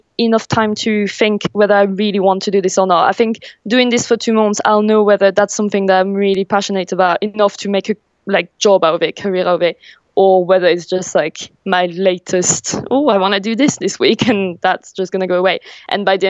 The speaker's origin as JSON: {"language": "English", "town": "Paris", "region": "Île-de-France", "country": "France", "tie": "born or raised there", "moved": "as an adult", "lives_now": "England, United Kingdom", "said": "I'm from Paris. I was born there and I grew up there. And a few years ago, I moved to England."}